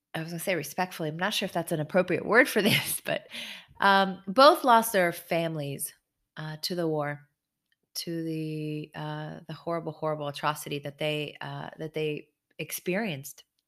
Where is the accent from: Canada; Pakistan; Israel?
Israel; I was born in Israel